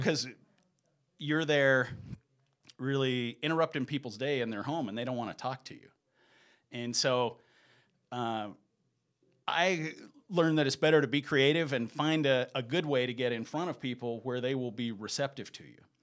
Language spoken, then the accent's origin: English; Cedartown, Georgia, United States; moved away as an adult; also born or lived in Sweden; now in Salt Lake City, United States; I was born in Georgia, and I lived in Georgia, um, until I was in the eighth grade